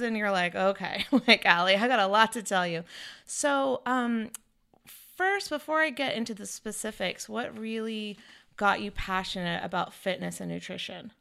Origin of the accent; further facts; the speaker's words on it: North Carolina, United States; also born or lived in California; now in Florida, United States; I grew up in North Carolina